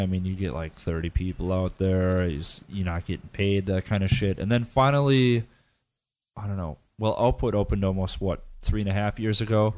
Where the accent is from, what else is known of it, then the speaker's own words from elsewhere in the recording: United States; moved away as an adult; I'm, I'm American, and when I, when I lived in the States